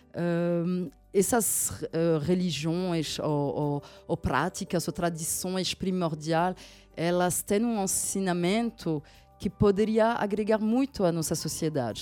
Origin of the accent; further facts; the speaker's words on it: France; moved away; eu nasci na França, de um pai eh, que vem da Gâmbia